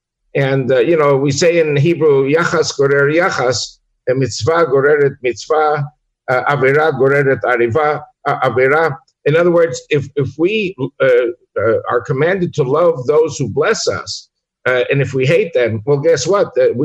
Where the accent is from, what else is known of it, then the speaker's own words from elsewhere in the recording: United States; born there; I was born in America